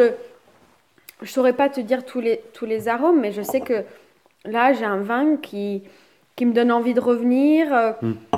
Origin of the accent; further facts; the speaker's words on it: Toulouse, Occitania, France; Je suis de Toulouse